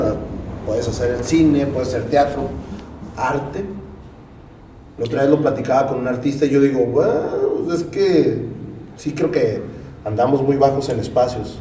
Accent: Tijuana, Baja California, Mexico; los tijuanos hablamos más, a veces, más inglés que español

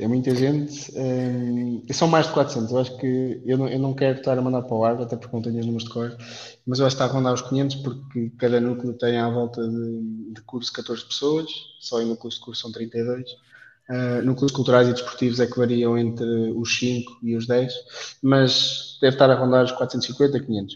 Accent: Leiria, Centro, Portugal; moved away as an adult; now in Aveiro, Portugal; Eu, por acaso, sou de Leiria

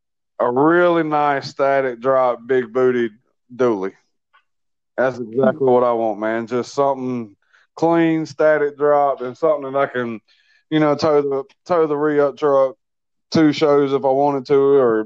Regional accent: Greenville, South Carolina, United States; Greenville, South Carolina.

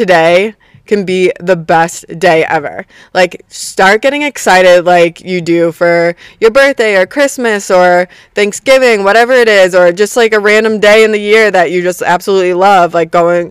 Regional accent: Boston, Massachusetts, United States; I'm from Boston

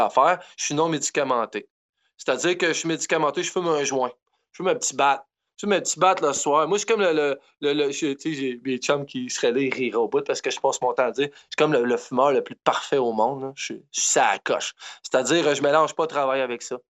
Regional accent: Quebec, Canada

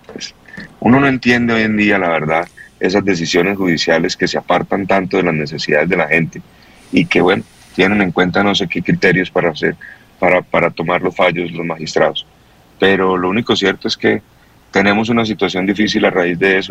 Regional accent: Colombia; nuestro país

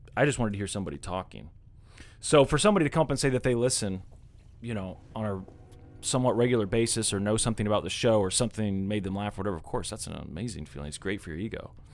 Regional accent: Kansas City, Missouri, United States; growing up in Kansas City

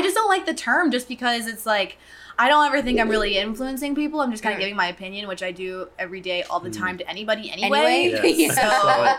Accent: Ocean Springs, Mississippi, United States; born there; So I was born in Ocean Springs, Mississippi.

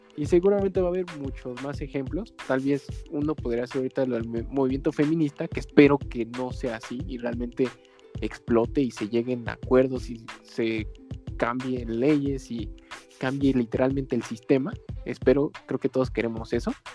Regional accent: Mexico; como mexicanos

